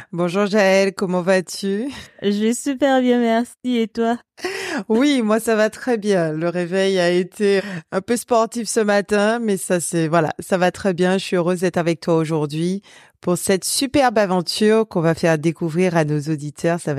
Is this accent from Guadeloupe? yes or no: yes; Guadeloupe; now in Brittany, France; moi je viens de la Guadeloupe, donc on n'a que deux saisons